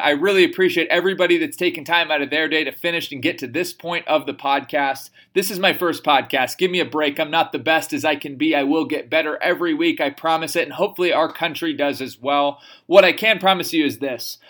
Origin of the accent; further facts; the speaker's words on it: United States; as American citizen